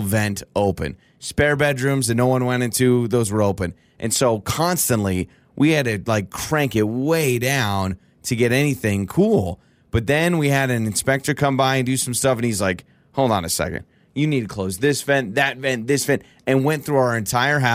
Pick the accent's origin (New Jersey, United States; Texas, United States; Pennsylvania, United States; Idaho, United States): Idaho, United States; Northern; moved away; I grew up in Northern Idaho